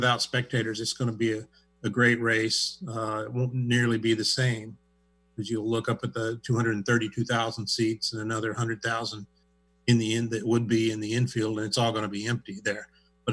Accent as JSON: {"language": "English", "region": "Midwest", "country": "United States", "tie": "born or raised there", "also_born_or_lived": "Springfield, Missouri", "moved": "as an adult", "lives_now": "Seattle, United States", "said": "I grew up in the Midwest"}